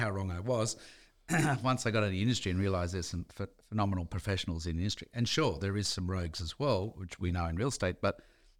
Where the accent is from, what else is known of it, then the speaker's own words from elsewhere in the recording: Dee Why, New South Wales, Australia; there was a better life than a kid growing up in Dewey fighting for your lunch at school, literally sometimes